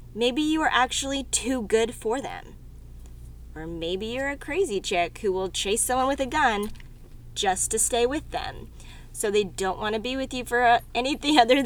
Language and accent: English; Texas, United States; I'm from Texas